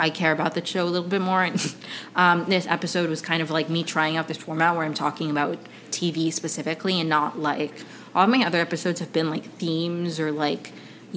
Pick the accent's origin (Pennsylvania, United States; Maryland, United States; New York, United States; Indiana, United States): Maryland, United States; Potomac; moved away as an adult; also born or lived in Caracas, Venezuela / Ohio / Evanston, Illinois; now in Los Angeles, United States; I grew up in Potomac, Maryland.